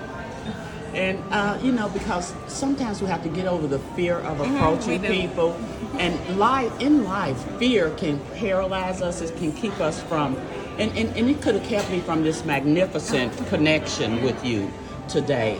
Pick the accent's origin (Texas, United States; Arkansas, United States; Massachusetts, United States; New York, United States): Arkansas, United States; West Helena; I'm from West Helena, Arkansas